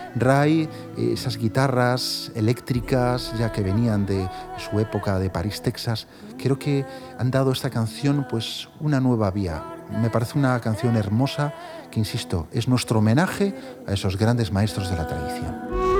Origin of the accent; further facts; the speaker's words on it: Vigo, Galicia, Spain; Vigo, donde yo nací